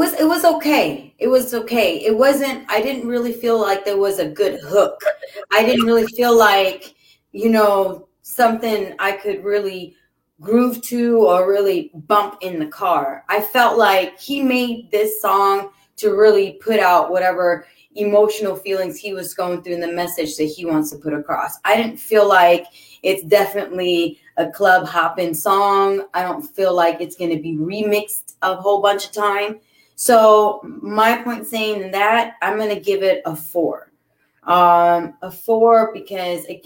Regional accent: California, United States; I'm a Californian

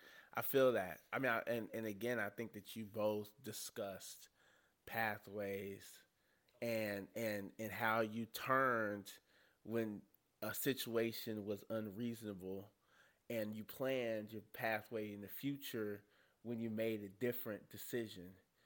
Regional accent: the South, United States; honestly, we're all three from the South.

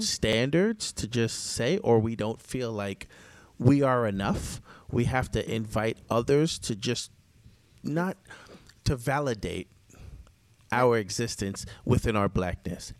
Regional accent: Jamaica; I'm Jamaican too

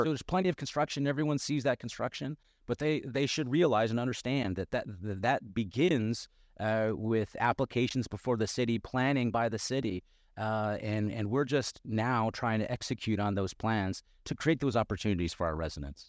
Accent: Yuma, Arizona, United States; also born or lived in Phoenix, Arizona / Tucson, Arizona; now in Peoria, United States; I grew up in Yuma, uh, Arizona, and, and, have lived in Phoenix and in Tucson

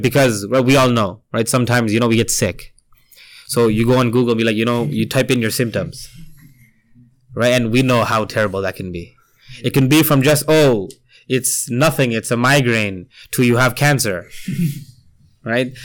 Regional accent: Toronto, Ontario, Canada; also born or lived in India; I grew up here. I was born near Medina Masjid. That's so closer to downtown

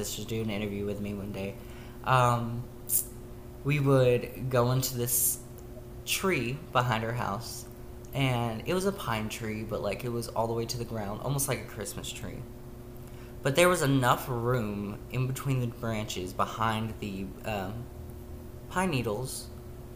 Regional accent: Tennessee, United States; I grew up in the Bible Belt of Tennessee

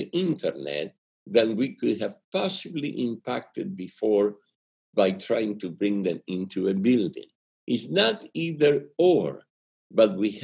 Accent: Argentina; English is a second language; moved away; It's my accent. Okay? I'm from Argentina. And when you learn English later in life, it comes out rusty like this

